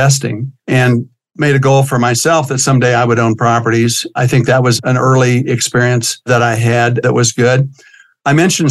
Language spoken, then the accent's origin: English; Kansas, United States; moved away as an adult; also born or lived in Germany; now in Colorado, United States; growing up in Kansas